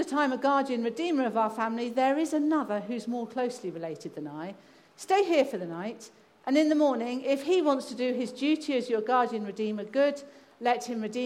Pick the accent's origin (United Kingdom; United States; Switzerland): United Kingdom; England; also born or lived in Kazakhstan; I'm English